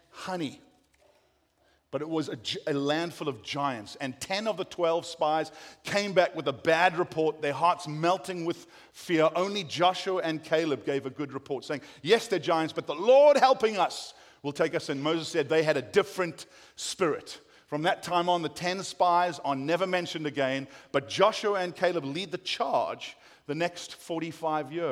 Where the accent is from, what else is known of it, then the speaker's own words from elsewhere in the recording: South Africa; accent: South African; moved away as an adult; now in United States; I've kept my South African accent